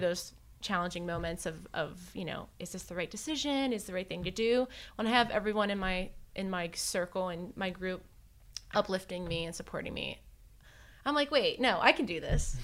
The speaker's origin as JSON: {"language": "English", "town": "Miami", "region": "Florida", "country": "United States", "tie": "born or raised there", "also_born_or_lived": "Tallahassee, Florida / Philadelphia area", "moved": "as an adult", "said": "I actually grew up in Miami"}